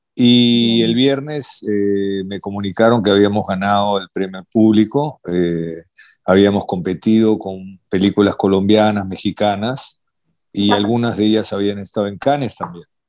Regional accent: Peru; siendo peruano

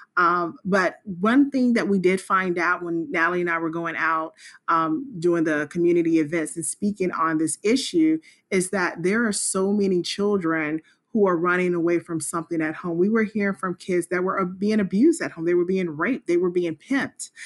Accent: Spartanburg, South Carolina, United States; moved away as an adult; now in Washington, D.C., United States; I am originally from Spartanburg, South Carolina, and I moved to the Washington, D C area about twenty-one years ago

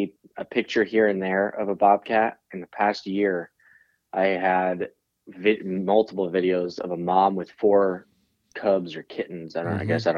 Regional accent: Montana, United States; So we grew up in Montana is where me and Warren primarily, I was born in Montana.

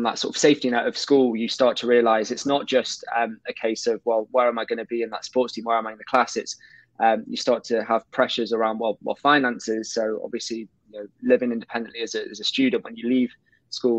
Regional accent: Colwyn Bay, Wales, United Kingdom; I grew up in North Wales, in a small town called Colwyn Bay.

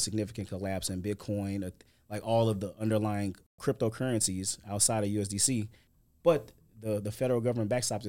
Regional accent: St. Louis, Missouri, United States; moved away as an adult; now in Houston, United States; I'm originally from Saint Louis, Missouri. I've lived in Houston about eight years

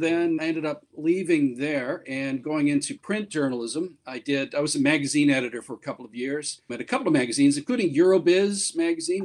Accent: Canada; moved away as an adult; now in Japan; I'm from Canada where I worked in radio and television both on the air and behind the scenes for about 25 years.

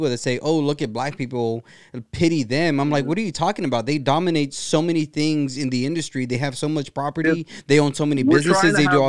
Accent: Brownsville, Texas, United States; I'm from Brownsville, mm-hmm. Texas.

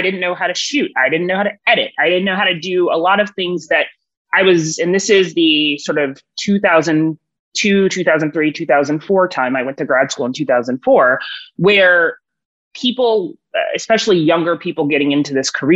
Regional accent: Houston, Texas, United States; moved away as an adult; also born or lived in Washington; I grew up in Houston, Texas

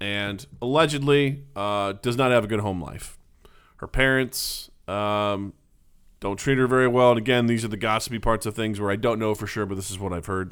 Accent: Northeastern Missouri, United States; near my hometown slash in my hometown of, of Northeastern Missouri

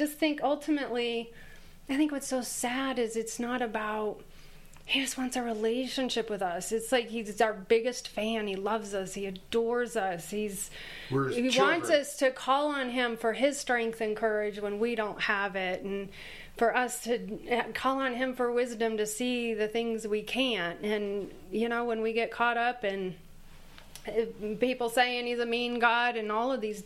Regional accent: Michigan, United States; I'm from Michigan

